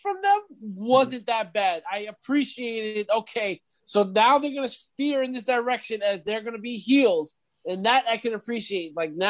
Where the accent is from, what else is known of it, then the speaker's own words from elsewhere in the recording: New York City, New York, United States; I'm a New Yorker. I'm a Brooklynite.